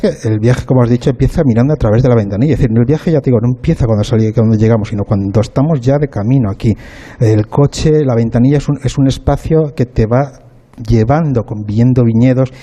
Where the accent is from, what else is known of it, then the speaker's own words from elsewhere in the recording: northern Spain, Spain; soy persona del norte